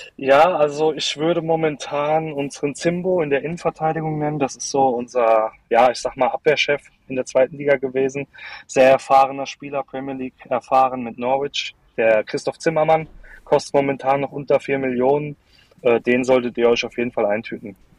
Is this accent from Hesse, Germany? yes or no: yes; Darmstadt, Hesse, Germany; bei uns in Darmstadt